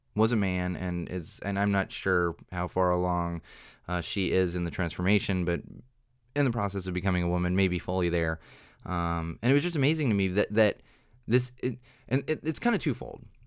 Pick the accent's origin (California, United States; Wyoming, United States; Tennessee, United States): California, United States; San Diego; I'm from San Diego